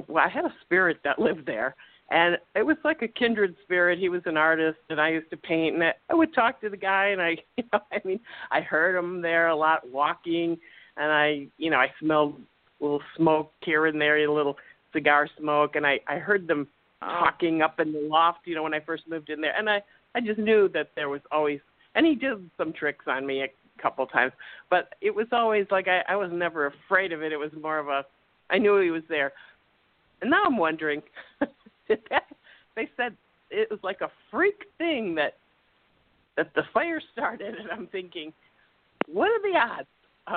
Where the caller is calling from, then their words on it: Chicago, Illinois, United States; from the suburbs of Chicago.